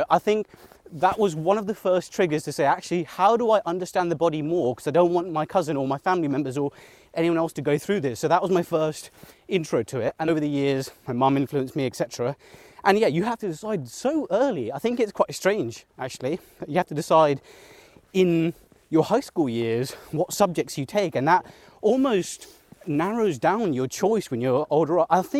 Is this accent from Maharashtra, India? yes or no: yes; Mumbai, Maharashtra, India; born there; So I was born in Mumbai, and I spent most of my childhood summers in Mumbai. I had all my family there, my cousins, etc.